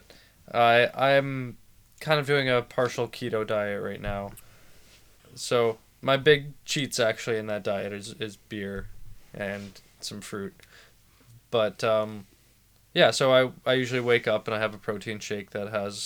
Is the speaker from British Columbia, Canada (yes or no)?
yes; Vancouver, British Columbia, Canada; I was born in Vancouver in 1996. I grew up in Vancouver.